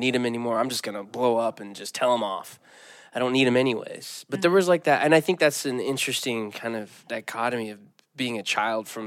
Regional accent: the Bible Belt, United States; I grew up in the Bible Belt

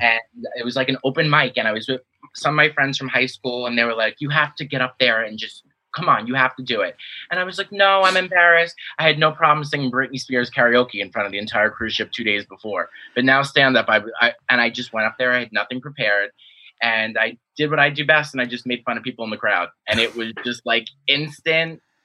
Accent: New York City, New York, United States; I'm from New York, and you know kind of like my hometown show

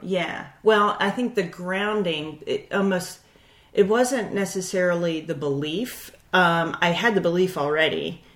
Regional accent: Baltimore, Maryland, United States; born and raised in Baltimore, Maryland

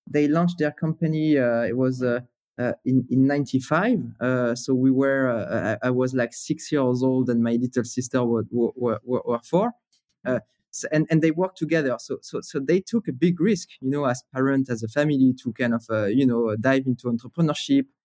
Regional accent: Paris, Île-de-France, France; English is a second language; so, you know, growing up in Paris, it was, uh, so first of all, gray, right?

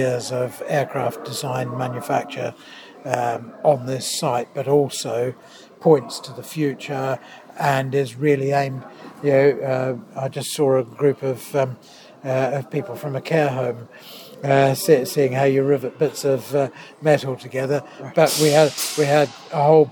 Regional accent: New Zealand; moved away as an adult; also born or lived in Canterbury, New Zealand; now in United Kingdom; I am a New Zealander

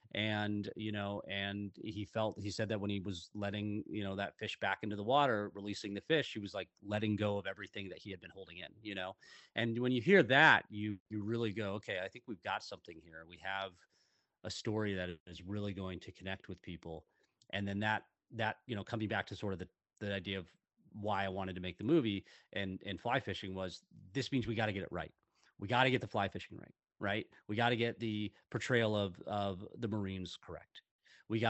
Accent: Seattle, Washington, United States; I grew up in Seattle, Washington.

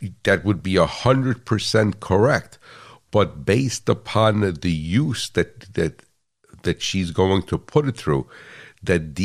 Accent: United States; I'm American

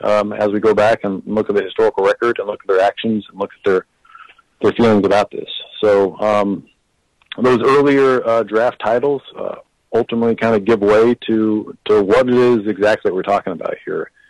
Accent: Kansas City, Kansas, United States; I grew up in Kansas City, Kansas, and was attending public schools there

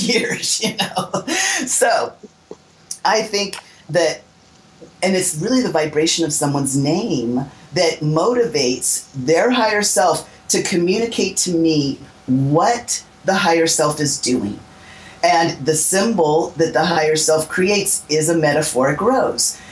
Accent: Southern California, United States; I was born in 1961, but I was born here in Southern California

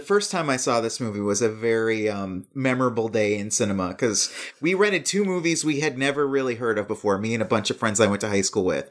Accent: Lansing, Michigan, United States; moved away; where I grew up in Lansing, Michigan

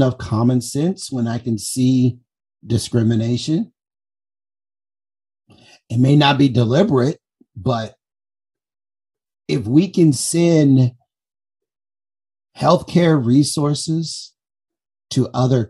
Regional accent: Compton, California, United States; I grew up in Compton.

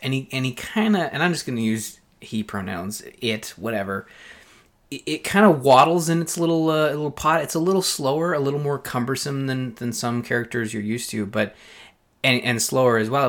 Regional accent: Belleville, Ontario, Canada; up in Belleville, my hometown

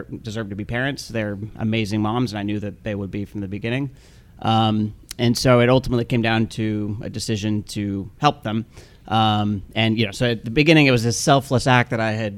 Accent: Salt Lake City, Utah, United States; moved away; I'm from Salt Lake City, Utah originally. My mm-hmm. parents are both still there

